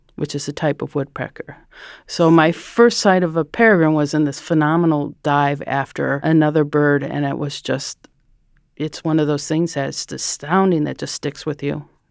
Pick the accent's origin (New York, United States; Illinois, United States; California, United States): Illinois, United States; Chicago; also born or lived in Stevens Point, Wisconsin; I'm from the Chicago area